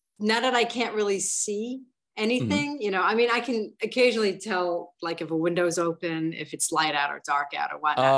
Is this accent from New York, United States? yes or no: yes; New York City, New York, United States; I'm from the Bronx